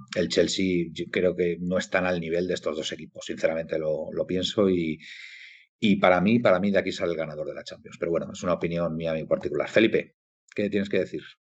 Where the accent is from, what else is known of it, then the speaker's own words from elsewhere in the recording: Galicia, Spain; mi tierra galega